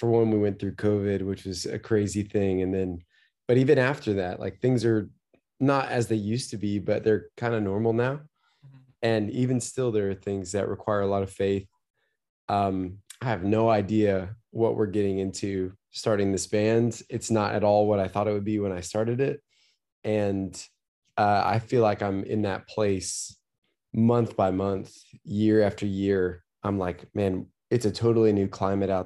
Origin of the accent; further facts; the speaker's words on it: Tyler, Texas, United States; moved away as an adult; now in Nashville, United States; I grew up in Tyler, Texas